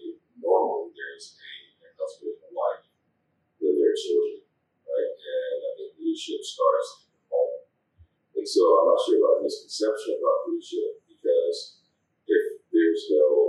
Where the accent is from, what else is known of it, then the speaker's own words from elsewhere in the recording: Los Angeles, California, United States; I was born in Los Angeles.